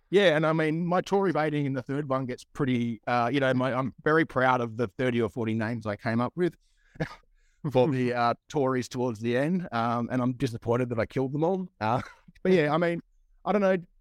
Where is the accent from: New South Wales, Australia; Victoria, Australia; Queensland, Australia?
New South Wales, Australia; Broken Hill; I come from Broken Hill in Far West in New South Wales